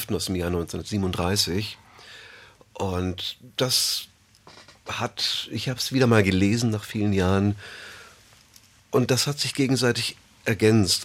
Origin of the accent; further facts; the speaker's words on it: Bamberg, Bavaria, Germany; ich bin in Bayern aufgewachsen, in Bamberg